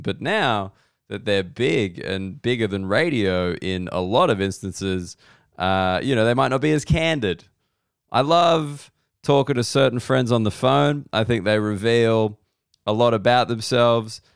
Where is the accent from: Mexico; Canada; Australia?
Australia; as an Australian sports fan